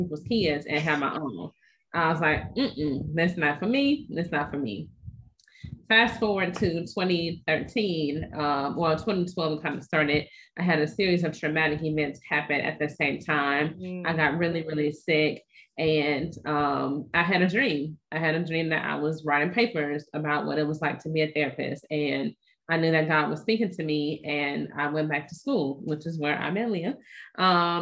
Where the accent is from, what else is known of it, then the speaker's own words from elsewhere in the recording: East Chicago, Indiana, United States; now in North Carolina, United States; I'm originally from East Chicago, Indiana, which is sandwiched between Chicago and Gary